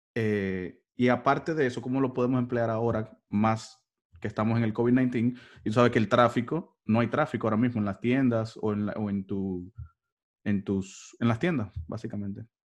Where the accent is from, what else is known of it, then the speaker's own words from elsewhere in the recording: Dominican Republic; somos los dominicanos